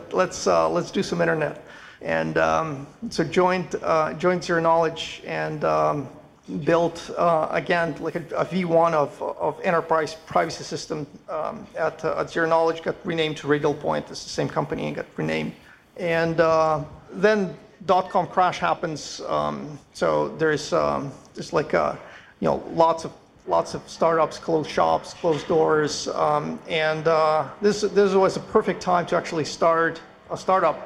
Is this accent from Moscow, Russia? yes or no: yes; Moscow, Russia; moved away as an adult; now in Montreal, Canada; studying maths and physics in Moscow, because I'm originally from Moscow, from Russian.